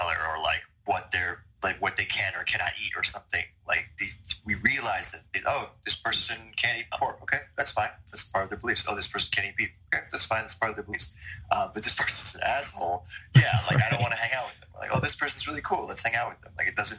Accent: Bangkok, Thailand; I moved to Bangkok pretty much permanently around the third grade. And yeah, I mean, just growing up in Southeast Asia

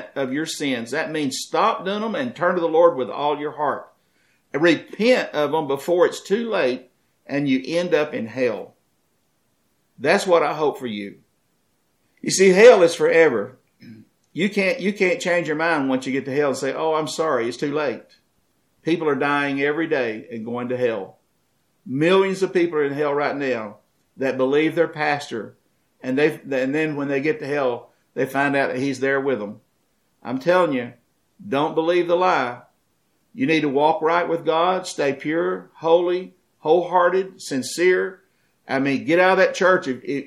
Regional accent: United States

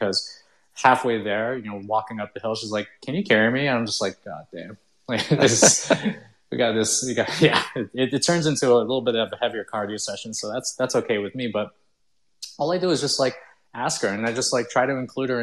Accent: Canada; also born or lived in Philippines / United States; I was Chinese, born in the Philippines. Right after I was like 1 year old, I moved to the United States, and then we stayed there for about like a couple of years. We couldn't get a green card. Then we moved to like Canada.

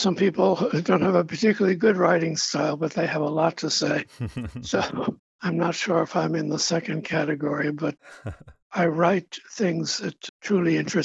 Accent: Baldwin, New York, United States; the town I grew up in on Long Island called Baldwin

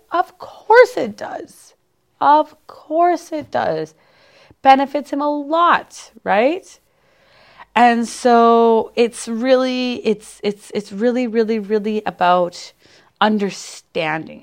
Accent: Canada; I'm a Canadian

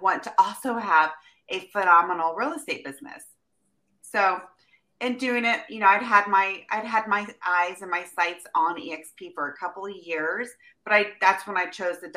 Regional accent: Midwest, United States; now in Temecula, United States; I am from the Midwest

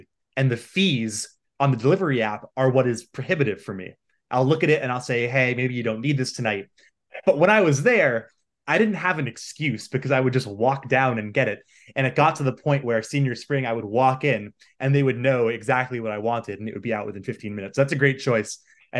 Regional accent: outside of Boston, Massachusetts, United States; I grew up outside of Boston.

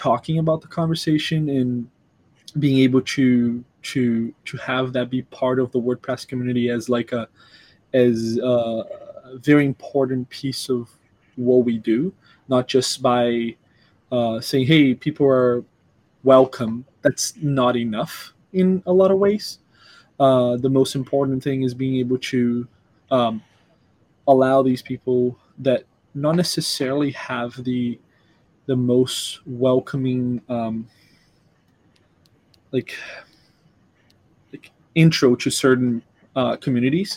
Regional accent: Brazil; now in United States; I'm from Brazil, where I have a very different background

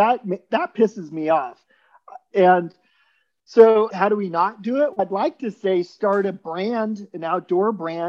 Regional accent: Salem, Oregon, United States; also born or lived in St. Croix, U.S. Virgin Islands; so I grew up in the Virgin Islands and also in Salem, Oregon, back and forth.

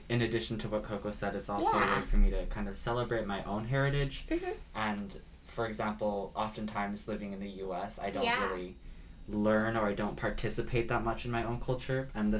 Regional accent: Hong Kong; now in United States; I'm from Hong Kong

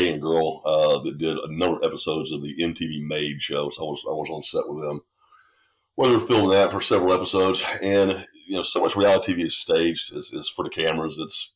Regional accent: Statesboro, Georgia, United States; I was born in Statesboro, Georgia, which is, today it's a town of maybe 30,000 people

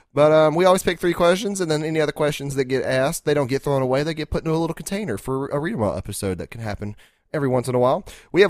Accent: the South, United States; we're from the South. I don't know if you guys can tell we have an accent of any kind.

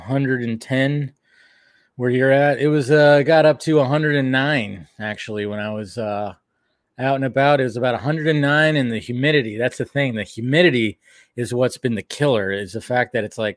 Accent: United States; also born or lived in Alabama; I'm American.

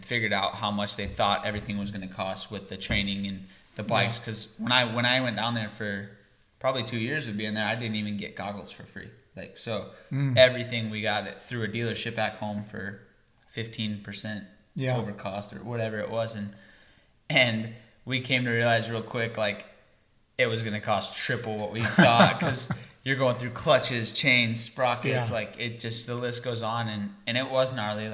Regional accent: Iowa, United States; moved away; I'm from Iowa

